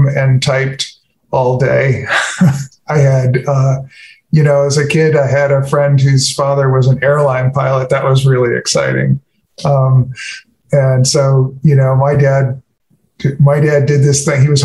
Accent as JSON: {"language": "English", "town": "Los Angeles", "region": "California", "country": "United States", "tie": "born or raised there", "said": "I grew up in Hollywood"}